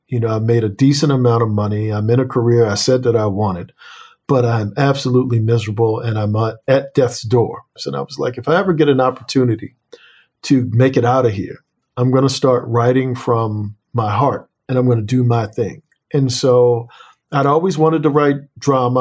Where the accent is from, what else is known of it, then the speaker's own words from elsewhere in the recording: Annapolis, Maryland, United States; I come from Annapolis, Maryland, and Annapolis is a slave port